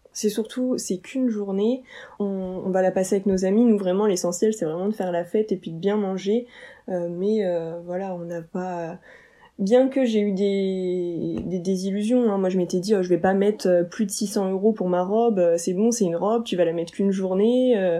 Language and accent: French; Oise, Picardy, Hauts-de-France, France; on est de l'Oise, en Picardie.